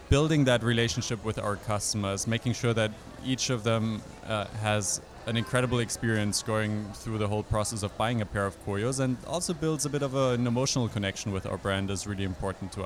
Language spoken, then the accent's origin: English; Germany; moved away as an adult; also born or lived in Europe; now in United States; I grew up in Germany and in a couple of other places in Europe